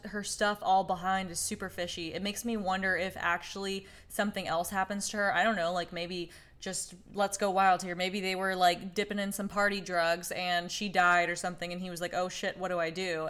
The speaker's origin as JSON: {"language": "English", "region": "Oklahoma", "country": "United States", "said": "I'm from Oklahoma"}